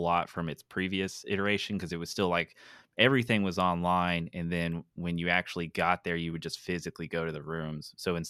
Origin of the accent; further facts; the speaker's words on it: Tennessee, United States; I'm from Tennessee.